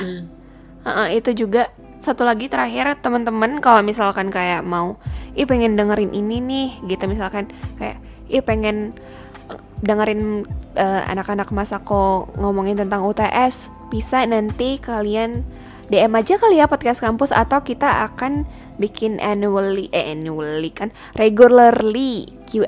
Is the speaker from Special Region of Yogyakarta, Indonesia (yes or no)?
no; Medan, North Sumatra, Indonesia; moved away as an adult; aku sebagai orang yang born and raised di Sumatera